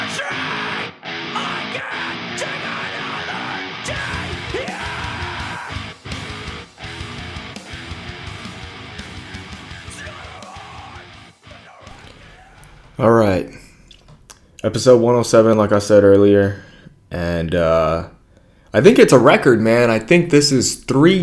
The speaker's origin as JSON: {"language": "English", "region": "California", "country": "United States", "said": "I'm from California"}